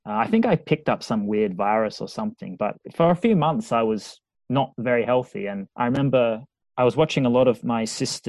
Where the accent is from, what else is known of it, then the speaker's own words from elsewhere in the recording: Australia; now in Liverpool, United Kingdom; I'm from the Pacific Ocean in Australia, used to having almost sun days every day. And now I live in Liverpool where it's grey.